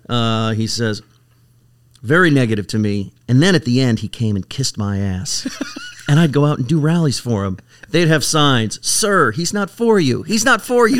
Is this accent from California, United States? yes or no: yes; California, United States; moved away; I'm from California originally